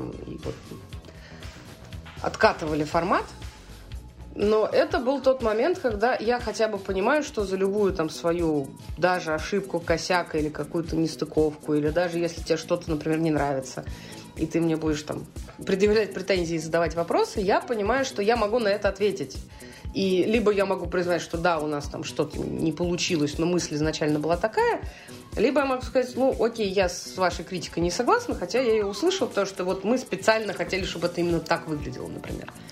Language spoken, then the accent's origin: Russian; Saint Petersburg, Russia; а я из Петербурга, и у нас мексиканский э, бар подвале.